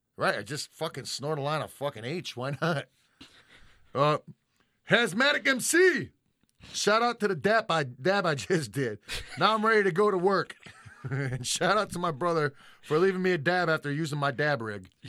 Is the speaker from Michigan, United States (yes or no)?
yes; Detroit, Michigan, United States; we're both from Detroit.